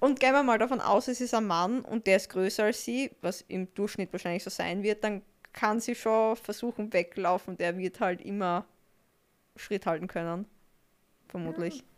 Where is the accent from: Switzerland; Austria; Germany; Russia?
Austria; bei uns in Österreich